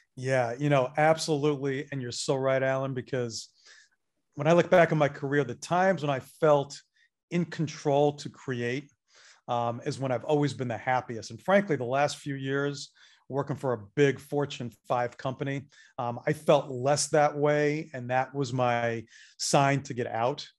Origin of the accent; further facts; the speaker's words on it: Northeast, United States; now in Atlanta, United States; I am a Northeast transplant